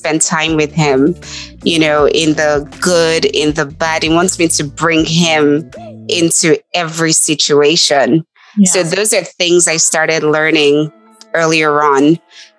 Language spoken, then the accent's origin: English; Nigeria; moved away as an adult; now in United States; I grew up in Nigeria